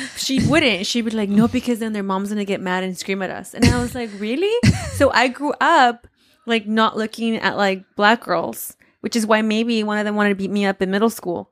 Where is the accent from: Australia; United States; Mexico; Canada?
Mexico; Oaxaca; moved away; I grew up, you know, and I came from Oaxaca